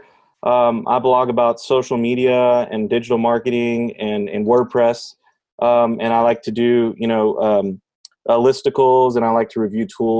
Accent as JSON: {"language": "English", "town": "Houston", "region": "Texas", "country": "United States", "said": "I'm from Houston, Texas"}